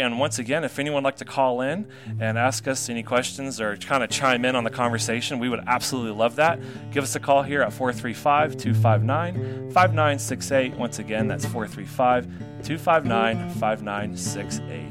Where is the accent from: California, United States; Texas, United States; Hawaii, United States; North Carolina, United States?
North Carolina, United States; moved away; I'm from North Carolina. Uh, sometimes it comes through, sometimes it doesn't